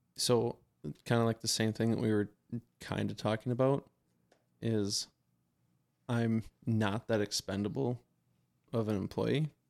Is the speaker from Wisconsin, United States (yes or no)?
yes; Wisconsin, United States; we're from Wisconsin.